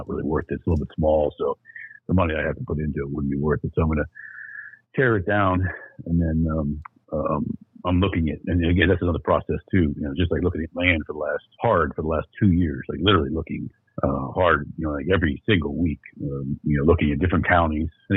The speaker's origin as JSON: {"language": "English", "region": "Pennsylvania", "country": "United States", "said": "I'm from Pennsylvania"}